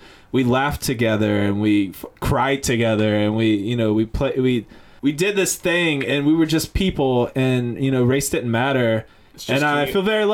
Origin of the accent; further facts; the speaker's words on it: Monroe, North Carolina, United States; I grew up in Monroe, North Carolina, specifically Mineral Springs, literally one traffic light